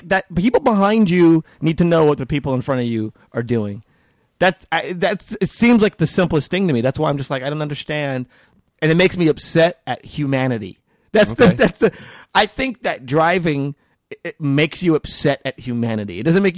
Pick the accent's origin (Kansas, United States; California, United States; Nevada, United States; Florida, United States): Nevada, United States; Las Vegas; I am from Vegas.